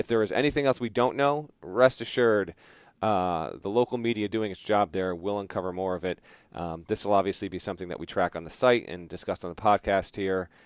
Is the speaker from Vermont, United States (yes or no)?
yes; Vermont, United States; now in Connecticut, United States; I grew up in Vermont and then I've lived in Connecticut for 17, 18 years now